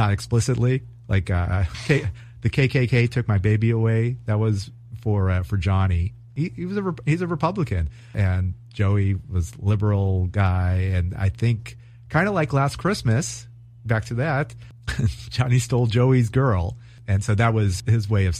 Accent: California, United States; also born or lived in New York; as a Californian

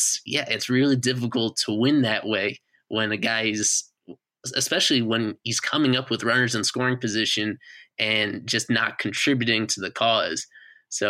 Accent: New York, United States; I grew up in New York.

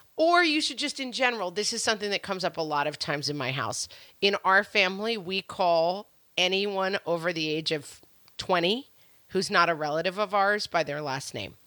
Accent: New York, United States; And I was raised in New York. and we live in New York.

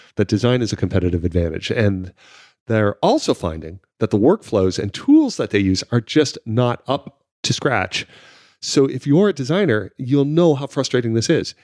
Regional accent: San Francisco, California, United States; now in London, United Kingdom; I was from San Francisco

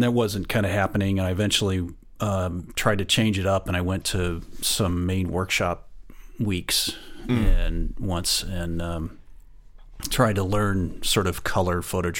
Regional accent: Kansas, United States; no, I'm from Kansas. I was a newspaper photographer, and that was my sort of my supposed to be my profession.

